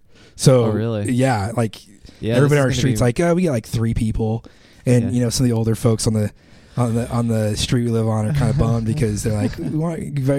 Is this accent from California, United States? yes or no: no; Idaho, United States; I grew up in Idaho.